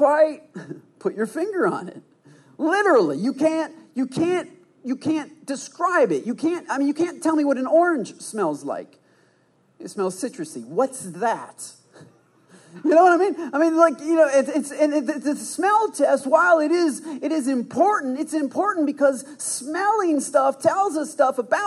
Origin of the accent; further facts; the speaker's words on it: Michigan, United States; now in Texas, United States; I'm from Michigan